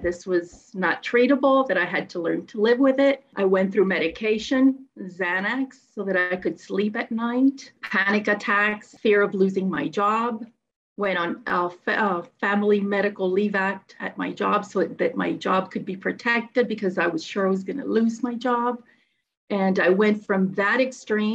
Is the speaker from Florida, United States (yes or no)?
yes; Miami, Florida, United States; I'm from Miami, Florida